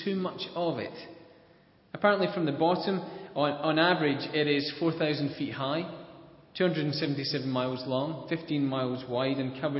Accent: Scotland, United Kingdom; accent: Scottish; my Scottish accent

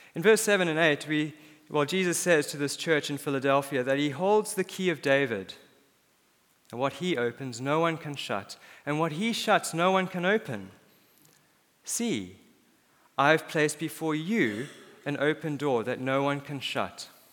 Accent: South Africa; born or raised there; moved away; also born or lived in Cape Town, South Africa

